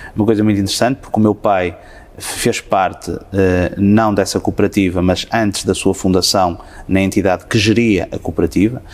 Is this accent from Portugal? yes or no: yes; Guimarães, Norte, Portugal; proveniente de lá da minha terra